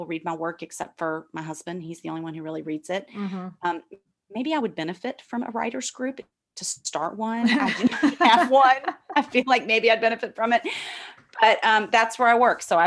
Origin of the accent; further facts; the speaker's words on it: Memphis, Tennessee, United States; moved away as an adult; now in New York, United States; my experiences in church growing up in Memphis and moving to New York